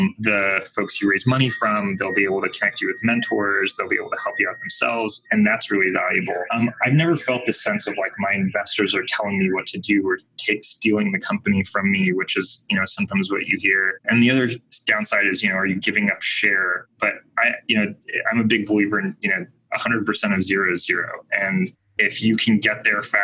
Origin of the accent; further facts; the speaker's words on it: Bay Area, California, United States; I grew up in the Bay Area